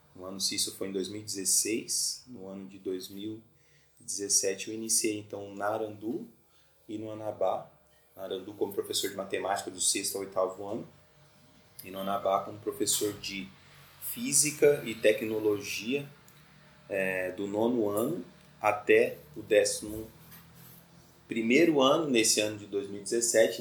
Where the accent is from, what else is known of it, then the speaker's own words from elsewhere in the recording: Mato Grosso do Sul, Brazil; moved away as an adult; now in Florianópolis, Brazil; Eu sou de Mato Grosso do Sul né? e tô aqui já fazem 13 anos